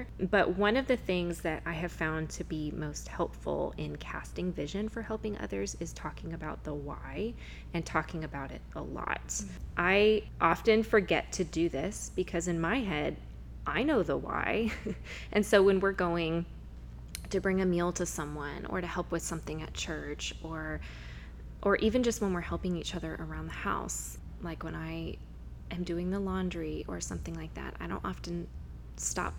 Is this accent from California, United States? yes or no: yes; Huntington Beach, California, United States; I grew up in Huntington Beach, so it's really fun to get to be doing ministry and living life there and raising my kids in the same place that I was raised